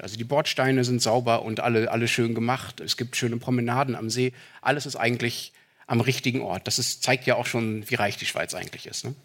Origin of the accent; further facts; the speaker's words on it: Dortmund, North Rhine-Westphalia, Germany; in meiner Heimatstadt